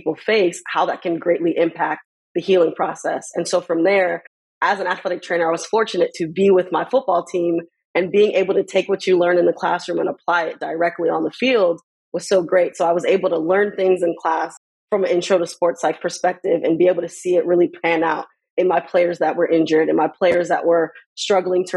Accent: Miami, Florida, United States; now in Portland, United States; Born and raised in Miami, Florida. I have two parents that are originally from Jamaica

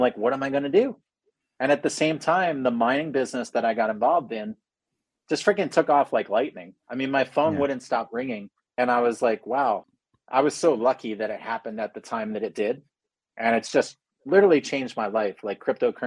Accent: Pennsylvania, United States; moved away as an adult; also born or lived in South Carolina / Tennessee / California; I grew up on the East Coast in Pennsylvania

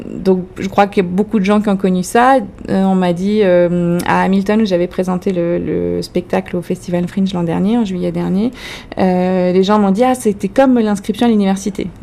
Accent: France; accent: French; excusez euh, mon français ou mon accent français.

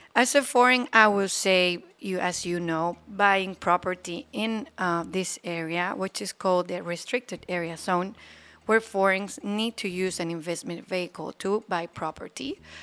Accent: Aguascalientes, Mexico; also born or lived in Cancun; now in Playa del Carmen, Mexico; I was born in a state called Aguascalientes

